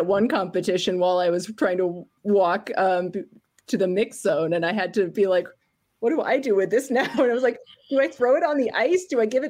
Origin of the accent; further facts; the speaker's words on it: United States; I'm an American